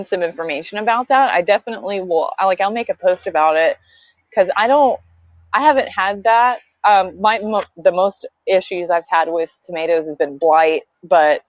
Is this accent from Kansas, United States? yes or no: no; Georgia, United States; also born or lived in Tucson, Arizona / Idaho; now in Washington, United States; I'm originally from Georgia, and the climate is obviously very different